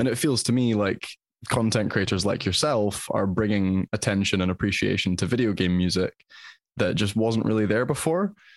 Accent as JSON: {"language": "English", "region": "Scotland", "country": "United Kingdom", "said": "as a Scotsman"}